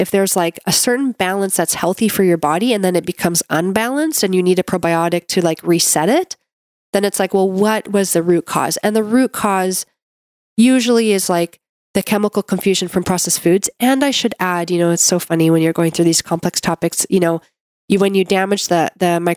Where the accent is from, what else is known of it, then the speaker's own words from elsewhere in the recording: Canada; I'm a Canadian medical doctor